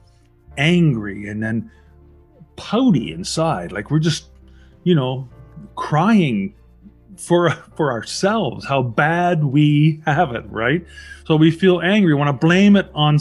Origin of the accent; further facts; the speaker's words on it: Canada; I'm a Canadian citizen